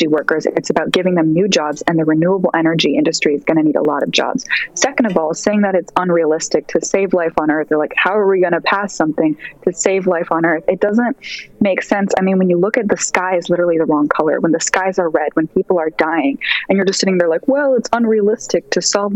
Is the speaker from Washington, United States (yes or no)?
yes; Seattle, Washington, United States; moved away as an adult; now in New York, United States; I'm studying in college in New York, but I'm from Seattle. I've lived in Seattle since I was 2 years old